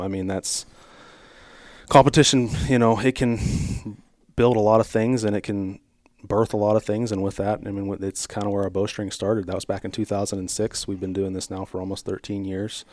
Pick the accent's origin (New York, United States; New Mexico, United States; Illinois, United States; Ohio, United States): Ohio, United States; Strasburg; I grew up in Stroudsburg, Ohio here